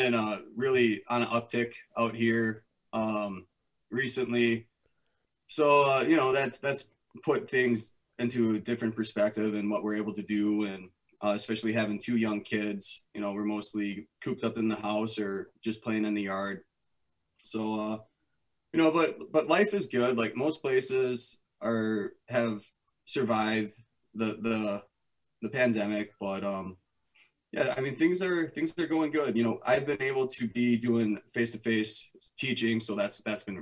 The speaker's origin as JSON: {"language": "English", "region": "Wisconsin", "country": "United States", "tie": "born or raised there", "said": "moved back to my hometown of Wisconsin"}